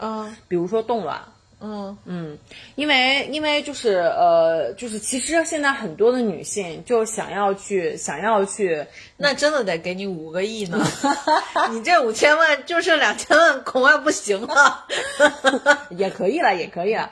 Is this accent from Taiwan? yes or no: no; China; 我们中国人